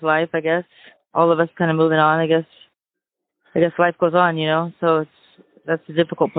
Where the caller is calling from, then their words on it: Vancouver, Washington, United States; I'm calling from Vancouver, Washington.